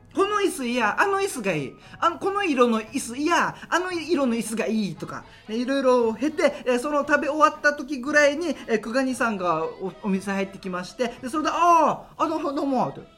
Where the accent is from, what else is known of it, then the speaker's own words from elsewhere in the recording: Haebaru, Okinawa, Japan; 僕の地元早原町与那覇っていうところです